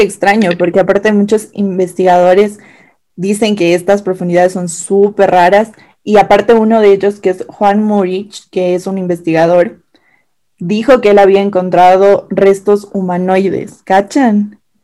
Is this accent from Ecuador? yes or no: yes; Ecuador; nosotras somos ecuatorianas, orgullosamente ecuatorianas